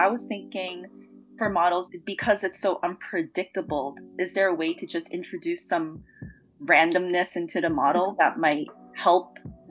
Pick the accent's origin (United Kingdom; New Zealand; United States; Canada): Canada; Toronto, Ontario; moved away; I'm from Toronto, and so it kind of sucks to not know when I can be back home again.